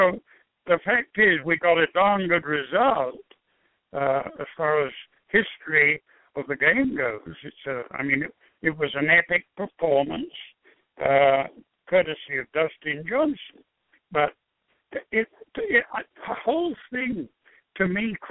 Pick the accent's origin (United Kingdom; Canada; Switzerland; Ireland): United Kingdom; England; moved away as an adult; now in United States; an English-born person who thoroughly enjoyed 37 years of living here